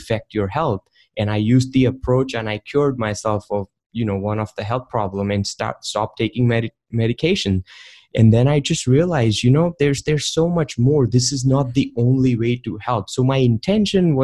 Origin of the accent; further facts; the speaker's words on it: India; moved away; I grew up in India, and back in the day when I was 14, I was installing software